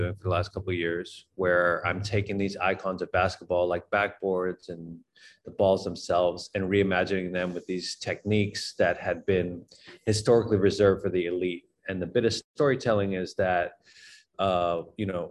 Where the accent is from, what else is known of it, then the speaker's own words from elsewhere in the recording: Boston, Massachusetts, United States; I grew up in Boston